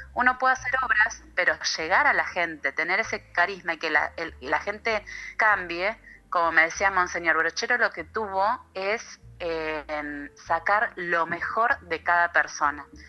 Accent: Buenos Aires, Argentina; moved away as an adult; now in Traslasierra, Argentina; yo soy nacida en Buenos Aires, en Capital Federal, hice toda mi formación académica allá, crecí

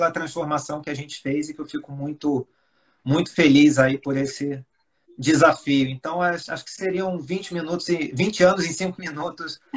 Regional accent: Espírito Santo, Brazil; also born or lived in Rio de Janeiro; eu, acho que vocês já notaram pelo meu sotaque, eu sou carioca, mas fui criado no Espírito Santo.

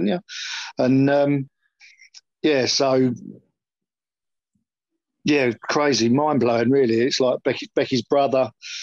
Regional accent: Westmorland, North West England, United Kingdom; moved away as an adult; also born or lived in United States / Alpington; now in Larkfield, United Kingdom; I grew up in Westmorland.

